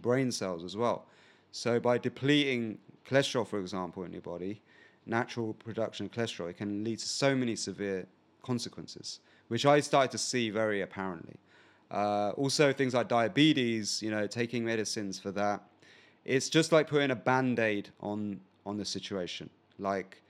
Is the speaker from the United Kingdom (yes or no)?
yes; England, United Kingdom; we're from probably the same country, England.